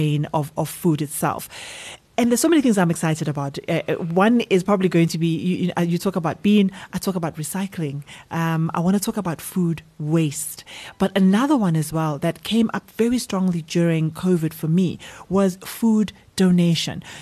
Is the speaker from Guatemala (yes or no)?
yes; Guatemala; I come from Guatemala